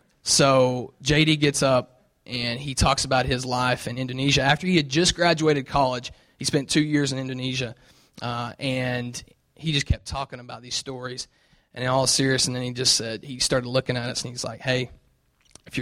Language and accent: English; Knoxville, Tennessee, United States; accent: southern; you'll hear my southern accent. So I'm from Tennessee. I grew up in Knoxville.